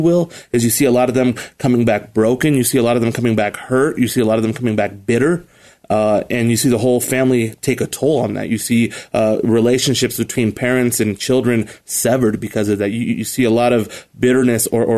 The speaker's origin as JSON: {"language": "English", "town": "Colorado Springs", "region": "Colorado", "country": "United States", "tie": "born or raised there", "said": "I grew up here in Colorado Springs. I'm a native"}